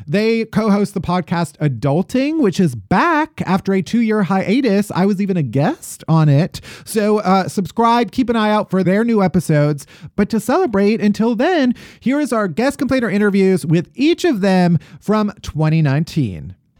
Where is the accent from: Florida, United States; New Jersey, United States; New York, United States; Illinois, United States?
Illinois, United States; Chicago; where am I from? Chicago